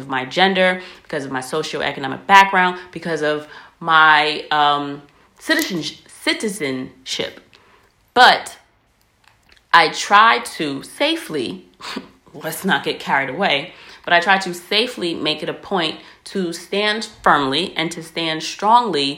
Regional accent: United States; I'm American

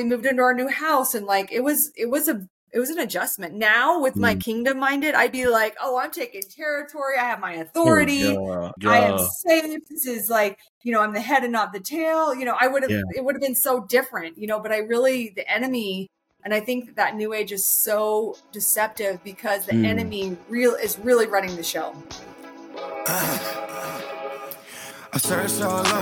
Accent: Salt Lake City, Utah, United States; also born or lived in Missoula, Montana; I'm from Salt Lake City, Utah, which is a gorgeous place

